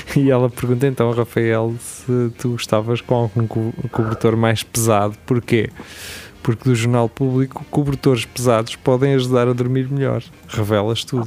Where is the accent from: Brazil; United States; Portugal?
Portugal; nós portugueses